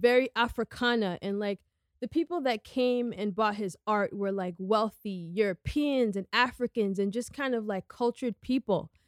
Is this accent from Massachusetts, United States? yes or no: no; New York City, New York, United States; I grew up on the Upper West Side